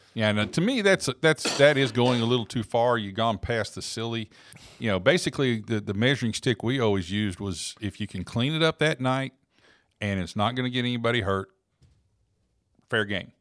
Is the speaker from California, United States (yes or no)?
no; Oklahoma, United States; when I was growing up in Oklahoma